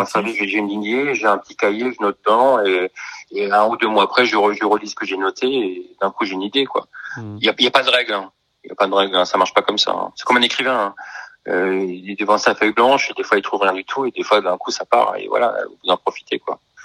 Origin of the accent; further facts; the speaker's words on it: Colmar, Grand Est, France; moved away as an adult; also born or lived in New York; j'ai envie de revenir à Sur-Colmar, donc euh, ma ville natale